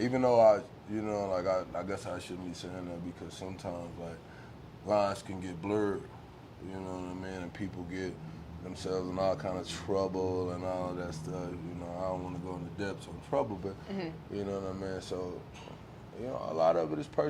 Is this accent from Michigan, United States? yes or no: no; Riviera Beach, Florida, United States; I'm from inside of my town, inside of Palm Beach County, is Riviera Beach, Florida